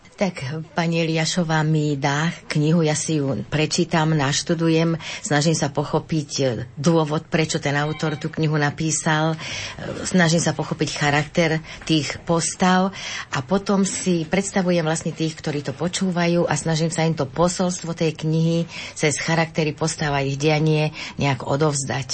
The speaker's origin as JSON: {"language": "Slovak", "country": "Slovakia", "said": "ja pochádzam z Osenca"}